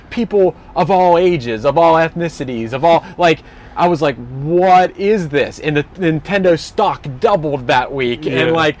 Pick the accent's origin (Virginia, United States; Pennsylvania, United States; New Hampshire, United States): Pennsylvania, United States; we went out to this small town called Charleroi, which is near the town where I grew up in Pennsylvania.